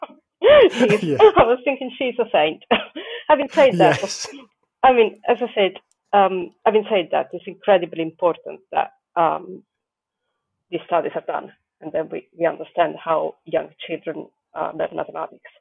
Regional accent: Italy; moved away as an adult; now in United Kingdom; originally I'm from Italy

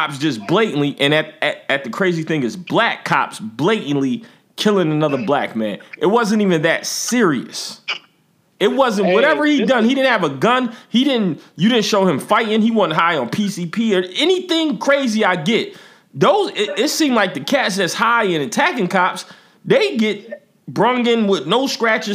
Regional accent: Buffalo, New York, United States; I'm from Buffalo

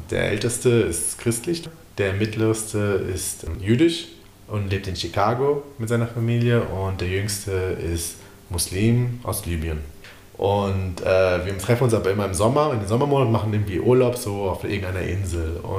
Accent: Offenbach am Main, Hesse, Germany; ich bin aus Offenbach.

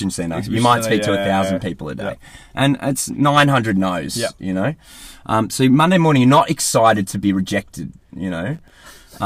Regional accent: Australia; accent: Aussie; moved away as an adult; also born or lived in United Kingdom; I was Australian in the UK, and it was obvious because I had an Aussie accent

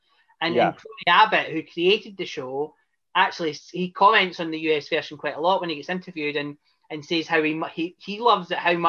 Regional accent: Scotland, United Kingdom; And obviously, I'm from Scotland

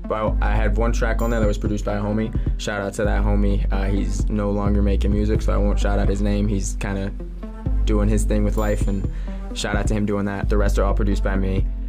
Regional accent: Philadelphia, Pennsylvania, United States; now in Tucson, United States; originally I was born in Philly, and that's like the home base, like that's where I was born

